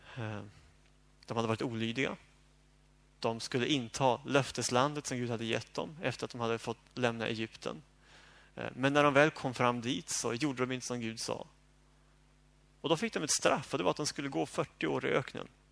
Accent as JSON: {"language": "Swedish", "country": "Sweden", "said": "jag som bekväm svensk"}